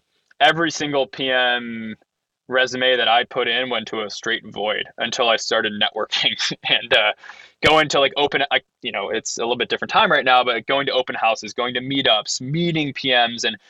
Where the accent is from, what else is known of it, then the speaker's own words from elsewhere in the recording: Ohio, United States; I'm from Ohio